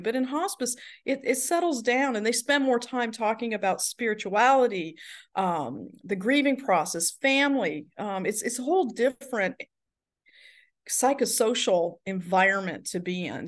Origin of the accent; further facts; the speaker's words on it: the South, United States; moved away; I'm from the South